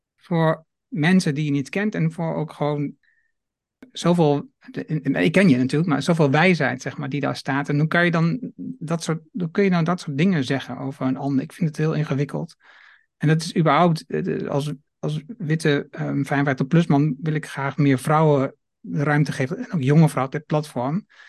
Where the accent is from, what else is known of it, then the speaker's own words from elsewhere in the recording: Twente, Overijssel, Netherlands; now in Achterhoek, Netherlands; In Nederland geboren, Twente. woon nu al ja. lang in Achterhoek